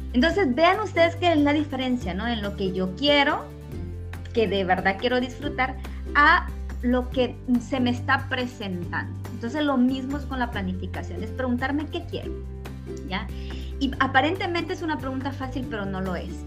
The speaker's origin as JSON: {"language": "Spanish", "country": "Honduras", "said": "soy hondureña y en este momento estoy en mi país, ¿verdad? Estoy aquí en Honduras"}